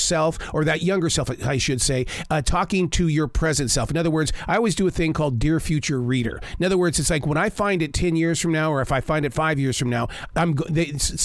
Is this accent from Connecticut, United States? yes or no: no; Billings, Montana, United States; I'm from Billings, Montana